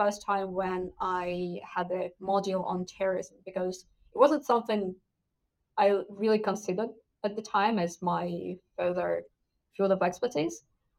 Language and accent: English; Russia; moved away as an adult; now in United Kingdom; I'm originally from Russia. So I did my degree in international relations in my hometown